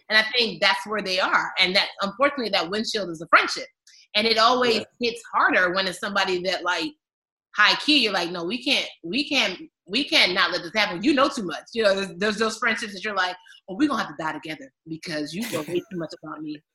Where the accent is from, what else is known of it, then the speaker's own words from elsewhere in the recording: Maryland, United States; I'm from Maryland too